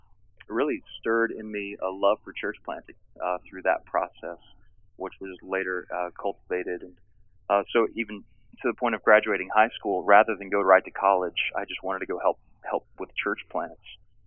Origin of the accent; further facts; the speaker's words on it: Texas, United States; also born or lived in Richmond, Virginia; I came to faith in Christ. We were actually planting, we left Texas and we're planting a church in Richmond, Virginia